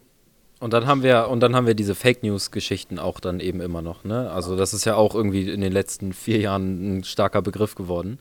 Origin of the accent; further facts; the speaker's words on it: Hamburg, Germany; als Hamburger